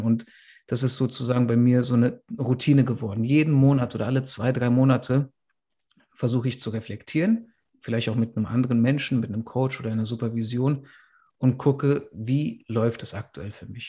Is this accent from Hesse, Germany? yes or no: yes; Frankfurt am Main, Hesse, Germany; wir sind in Frankfurt am Main aufgewachsen